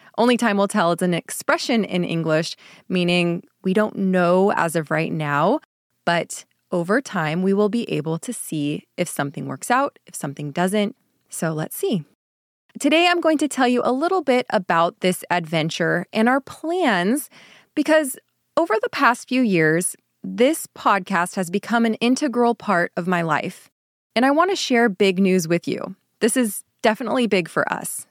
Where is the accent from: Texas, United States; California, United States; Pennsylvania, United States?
California, United States; Growing up in the United States, or at least in California